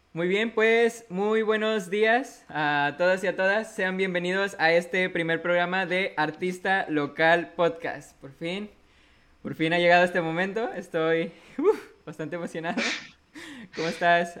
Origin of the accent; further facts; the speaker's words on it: Monterrey, Nuevo León, Mexico; soy de Monterrey, Nuevo León